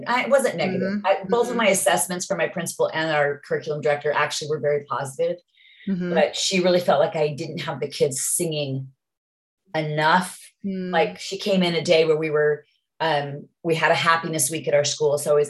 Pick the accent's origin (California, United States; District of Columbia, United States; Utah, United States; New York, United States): Utah, United States; well, I'm from Utah.